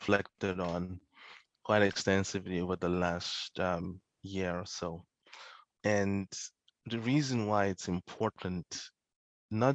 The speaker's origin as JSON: {"language": "English", "country": "Nigeria", "tie": "born or raised there", "said": "growing up in Nigeria"}